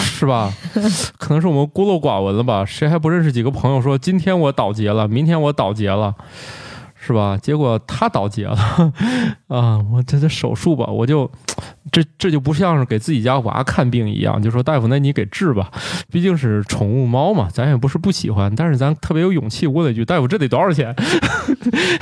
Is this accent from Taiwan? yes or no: no; Northeast China, China; 我的老家东北